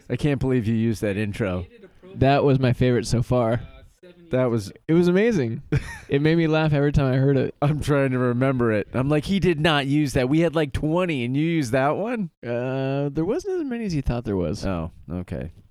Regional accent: Nebraska, United States; I grew up in Nebraska, Omaha, right next to Des Moines.

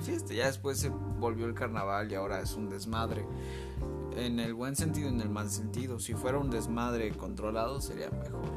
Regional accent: Mexico; somos mexicanos

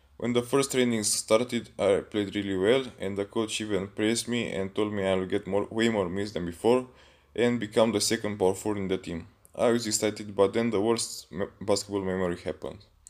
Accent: Pitești, Argeș, Romania; I'm from Pitești, România, a small town near Bucharest.

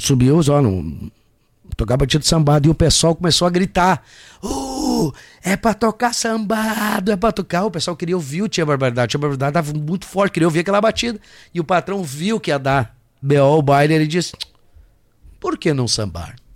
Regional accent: Rio Grande do Sul, Brazil; eu sou gaúcho

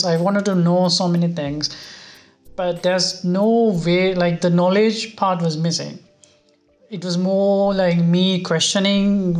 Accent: Sri Lanka; moved away as an adult; also born or lived in Europe; now in Tokyo, Japan; growing up in Sri Lanka

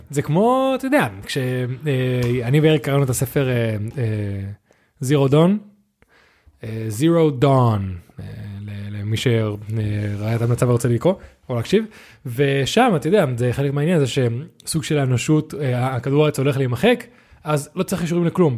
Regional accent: Netanya, Central District, Israel; now in Tel Aviv, Israel; אני והרג גדלנו בנתניה

